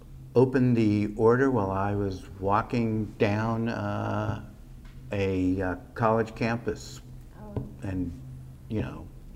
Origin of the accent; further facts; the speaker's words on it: Los Angeles, California, United States; I grew up in South Central Los Angeles.